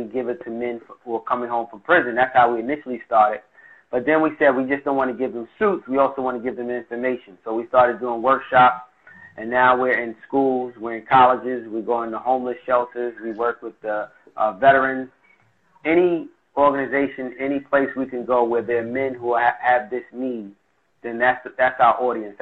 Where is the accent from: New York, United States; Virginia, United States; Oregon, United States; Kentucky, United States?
New York, United States; New York City; I'm from Brooklyn